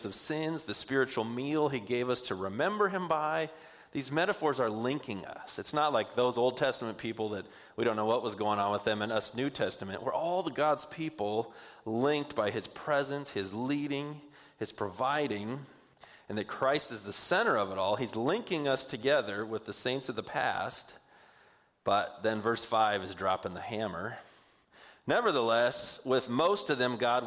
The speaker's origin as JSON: {"language": "English", "town": "Puyallup", "region": "Washington", "country": "United States", "said": "I'm from Puyallup"}